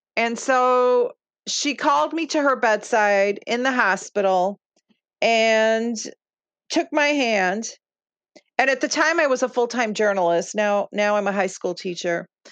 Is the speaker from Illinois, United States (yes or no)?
yes; Chicago, Illinois, United States; first language Lithuanian; English is a second language; I grew up in Marquette Park, Chicago, which uh, at the time was known as Little Lithuania.